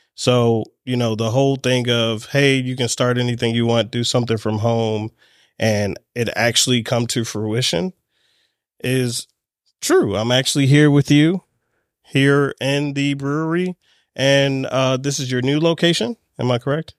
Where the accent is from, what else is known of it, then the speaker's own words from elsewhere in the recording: Baltimore, Maryland, United States; I'm here in my hometown of Baltimore